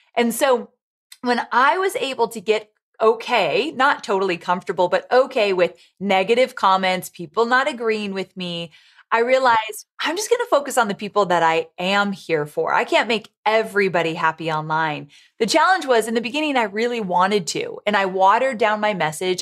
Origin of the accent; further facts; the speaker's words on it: Orange County, California, United States; moved away as an adult; also born or lived in San Diego, California; now in Nashville, United States; I grew up in Orange County, California, and then I lived in San Diego when I worked with Tony for so long